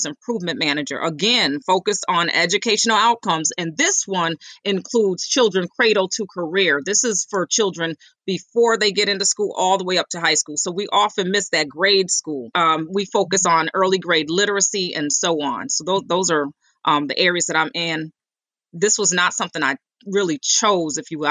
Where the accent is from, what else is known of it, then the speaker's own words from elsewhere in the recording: Rochester, New York, United States; I grew up here in Rochester on Roslyn Street, actually, in the 19th Ward